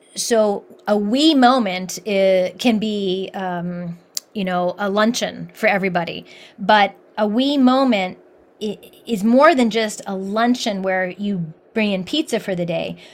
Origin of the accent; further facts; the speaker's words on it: Columbus, Ohio, United States; moved away; I grew up in Columbus, Ohio